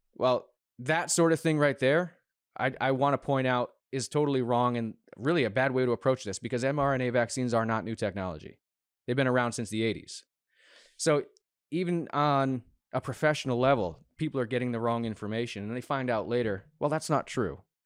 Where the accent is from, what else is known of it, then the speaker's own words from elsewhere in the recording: United States; as an American